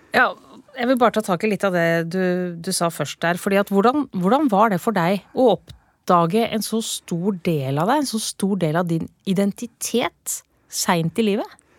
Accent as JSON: {"language": "Norwegian", "town": "Porsgrunn", "region": "Telemark", "country": "Norway", "said": "innbyggere i Porsgrunn kommune, der jeg kommer fra"}